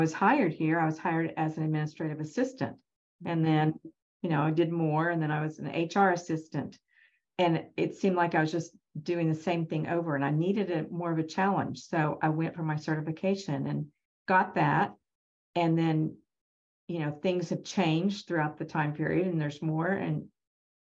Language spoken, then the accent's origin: English; Norman, Oklahoma, United States; I'm from Norman, grew up in Norman, graduated from Norman High and University of Oklahoma